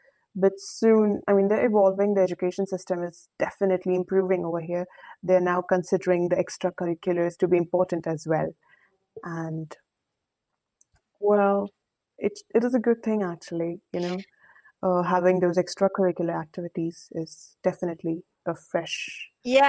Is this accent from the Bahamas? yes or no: no; Saudi Arabia; now in India; when I moved from Saudi Arabia to India, it was definitely a very, very new experience because life in India is very, very fast-paced, you know.